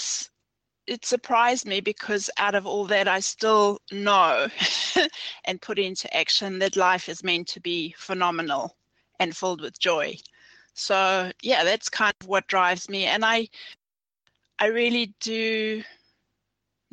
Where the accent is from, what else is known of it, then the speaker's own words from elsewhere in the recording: South Africa; now in New Zealand; I was born in South Africa, and this was during the apartheid era.